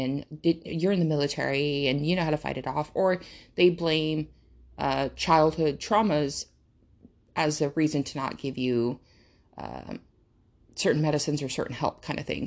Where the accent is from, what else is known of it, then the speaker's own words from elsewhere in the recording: United States; English is a second language; English is not my first language, number one. So I lear-, I had to learn how to speak English. I did not speak English until I went to American school. And I've been here, I've been in America, duh, like, the entire time